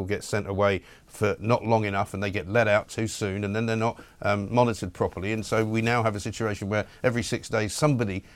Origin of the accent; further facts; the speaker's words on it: United Kingdom; as British people